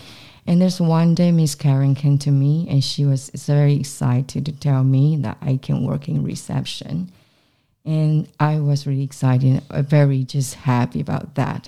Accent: Taiwan; moved away; I come from Taiwan.

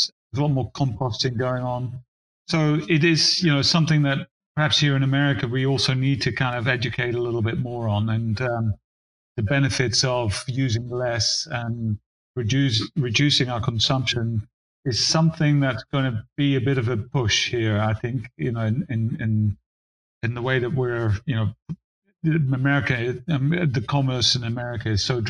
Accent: Netherlands; now in United States; I was born in Holland

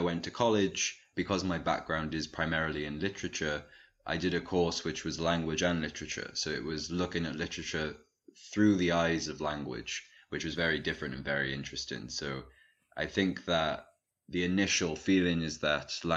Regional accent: Cardiff, Wales, United Kingdom; moved away as an adult; now in Edinburgh, United Kingdom; I'm from Wales. I was born in the capital city, Cardiff, where I lived for a very long time and grew up there.

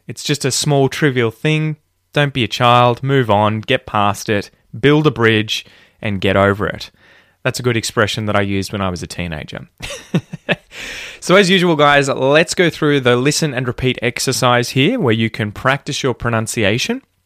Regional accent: Australia; speak like a fair dinkum Aussie

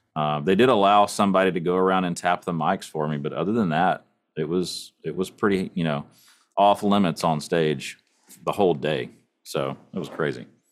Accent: East Texas, United States; I grew up in East Texas

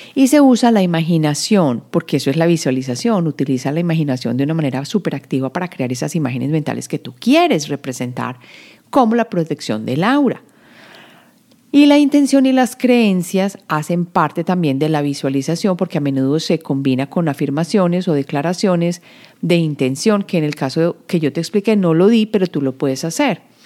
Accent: Medellín, Antioquia, Colombia; yo que vengo de Medellín

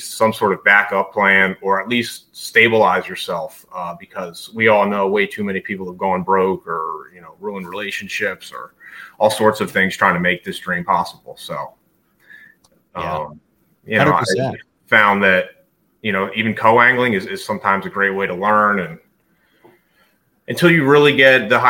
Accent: New Jersey, United States; now in Maryland, United States; I'm originally from New Jersey, right now sort of living in Maryland

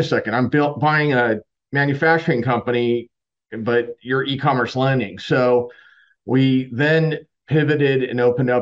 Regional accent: Southern California, United States; moved away as an adult; also born or lived in San Diego / Chicago; now in Tampa, United States; I'm originally from Southern California

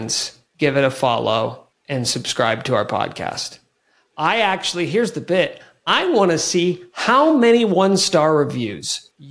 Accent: Kansas, United States; moved away as an adult; also born or lived in Lawrence, Kansas; now in Denver, United States; I grew up in Kansas, went to KU, did radio for about 7 years in Lawrence

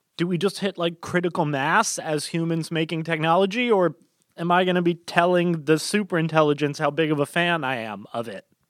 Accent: United States; as an American

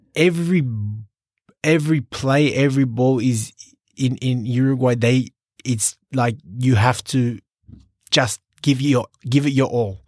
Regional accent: Sydney, New South Wales, Australia; moved away as an adult; now in Singapore; I was born in Sydney

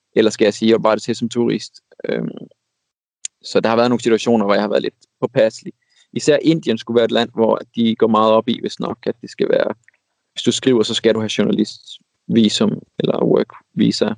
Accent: Denmark; som dansker

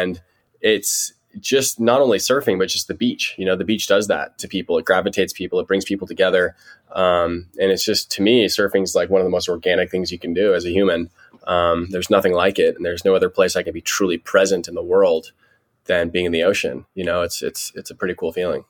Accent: Santa Barbara, California, United States; now in San Diego, United States; I'm from Santa Barbara, so a couple hours north of San Diego. Um, been here my whole life

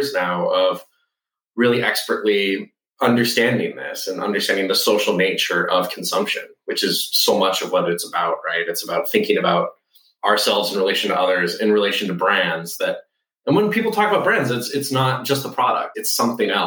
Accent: Southeast Texas, United States; moved away; I grew up in Southeast Texas in a town 2 hours from anything good

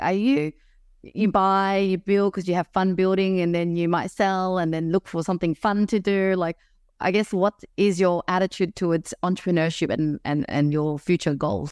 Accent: Melbourne, Victoria, Australia; now in Sydney, Australia; I was originally from Melbourne

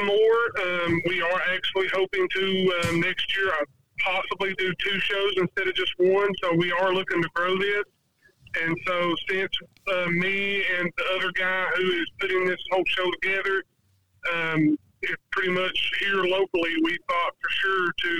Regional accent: Sevierville, Tennessee, United States; Being pretty much born and raised in Sevierville

